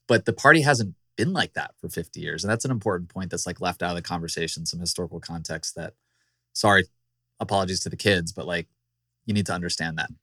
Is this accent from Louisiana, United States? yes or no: no; Virginia, United States; my home state, the Commonwealth of Virginia.